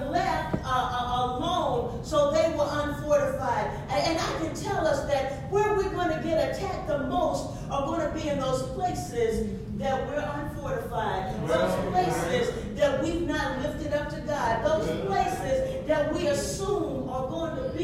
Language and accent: English; Wilmot, Arkansas, United States; I was born and raised in Wilmot, Arkansas